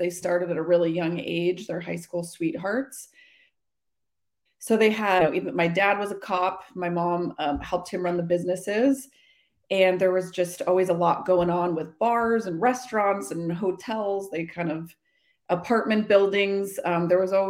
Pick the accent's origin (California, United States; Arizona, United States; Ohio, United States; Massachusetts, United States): California, United States; Redwood City; I was born in Redwood City, California, and then pretty much haven't left the Bay Area